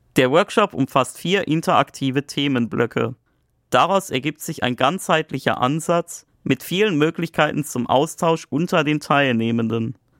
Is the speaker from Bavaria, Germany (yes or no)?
no; Black Forest, Baden-Württemberg, Germany; Ich komme auch aus einem sehr ländlichen Teil des Schwarzwaldes